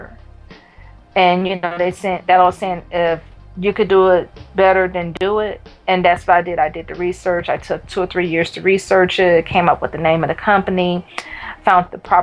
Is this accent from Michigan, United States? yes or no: yes; Detroit, Michigan, United States; From Detroit. I wasn't born in Detroit, but I call Detroit home and have called it home since I was a child